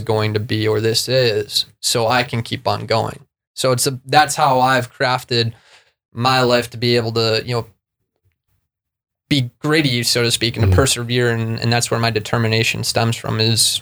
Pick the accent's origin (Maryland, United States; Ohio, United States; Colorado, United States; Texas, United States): Colorado, United States; Vail; When I was in school, in elementary school, growing up in Vail, Colorado